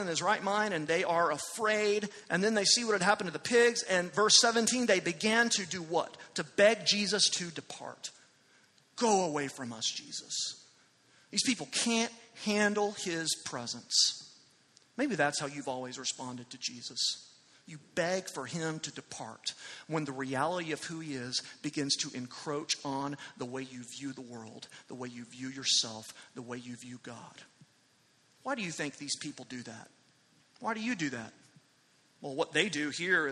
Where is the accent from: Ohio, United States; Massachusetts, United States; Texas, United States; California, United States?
Texas, United States; Amarillo; moved away; I was in Amarillo last weekend, my hometown